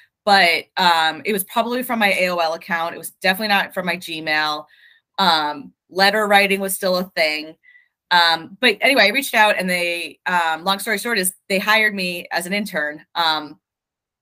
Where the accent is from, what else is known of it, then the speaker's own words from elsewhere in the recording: outside of Boston, Massachusetts, United States; I grew up outside of Boston.